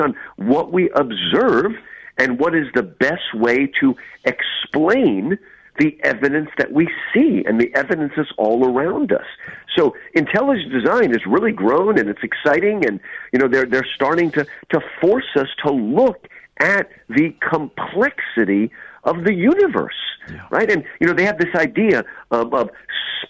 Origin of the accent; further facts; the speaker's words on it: United States; I grew up in New Jersey, New York